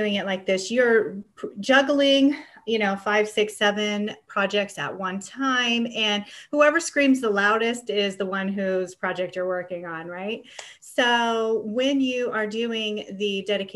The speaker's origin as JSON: {"language": "English", "region": "Ohio", "country": "United States", "tie": "born or raised there", "also_born_or_lived": "California", "moved": "as an adult", "said": "I grew up in Ohio"}